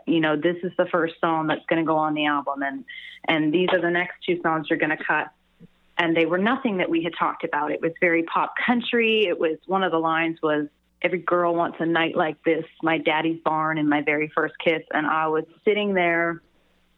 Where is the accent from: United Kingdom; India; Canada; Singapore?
Canada; moved away as an adult; now in Nashville, United States; a Canadian musician in Nashville